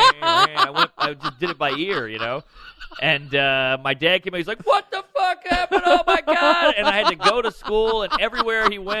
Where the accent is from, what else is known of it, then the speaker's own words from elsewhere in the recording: New Orleans, Louisiana, United States; I grew up in the Marigny, right outside the French Quarter